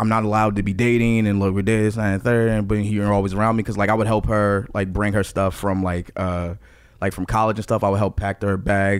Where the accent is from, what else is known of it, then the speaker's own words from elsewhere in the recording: Newark, New Jersey, United States; also born or lived in Maplewood, New Jersey; I grew up in Newark. It's very diverse.